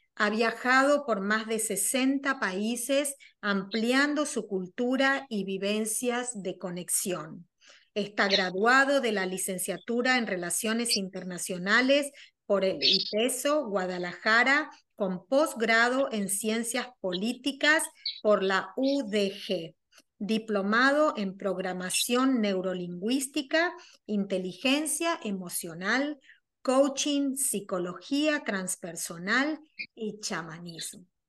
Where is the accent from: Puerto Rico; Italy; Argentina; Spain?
Argentina; soy argentina